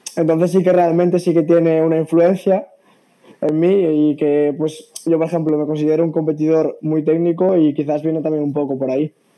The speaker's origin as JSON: {"language": "Spanish", "region": "Galicia", "country": "Spain", "said": "yo soy de Galicia"}